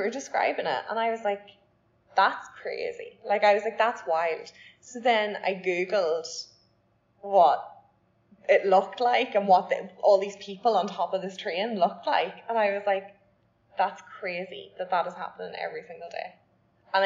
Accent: Ireland; as an Irish person

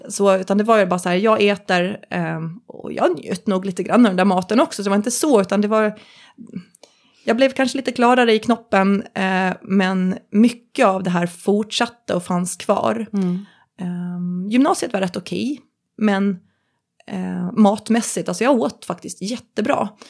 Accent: Visby, Gotland, Sweden; moved away as an adult; på min hemort, Gotland, Visby, bodde jag då

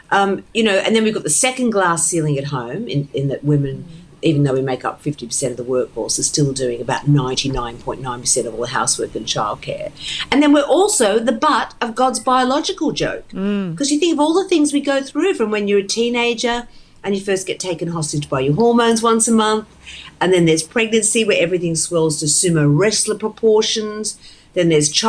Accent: Australia; now in United Kingdom; Oh, yes, but you can get away with a lot. I'm spending about 6 months in each hemisphere now, 6 months at home, 6 months there.

